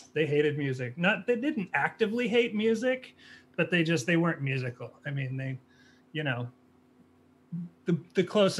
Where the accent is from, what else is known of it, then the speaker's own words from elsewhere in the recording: Pasadena, California, United States; moved away; Initially from California in Pasadena, up in Eaton Canyon, right at the base of Mount Wilson in the the Angeles National Forest